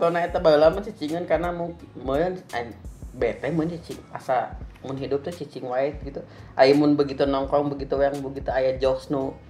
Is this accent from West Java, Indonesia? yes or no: yes; West Java, Indonesia; Di sana kan saya orang Sunda oge nya.